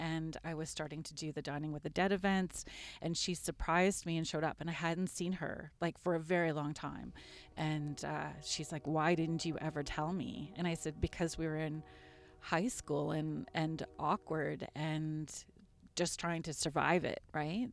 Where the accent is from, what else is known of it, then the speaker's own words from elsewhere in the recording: Sault Ste. Marie, Ontario, Canada; moved away as an adult; now in Guelph, Canada; I grew up outside of Sault Ste. Marie